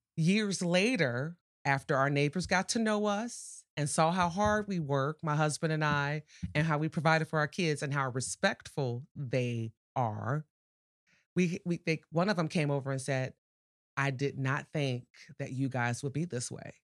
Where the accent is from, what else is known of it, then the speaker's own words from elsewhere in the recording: Chicago, Illinois, United States; moved away as an adult; now in Portage, United States; born and raised in Chicago.